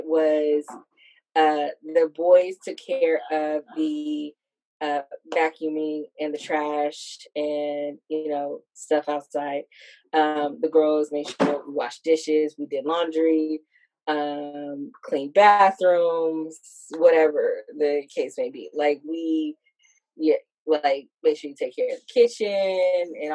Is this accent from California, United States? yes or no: yes; Hercules, California, United States; moved away; I grew up in the Bay Area, California